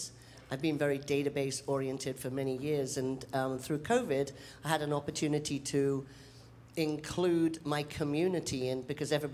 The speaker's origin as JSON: {"language": "English", "town": "Baltimore", "region": "Maryland", "country": "United States", "said": "from the Metro Baltimore area."}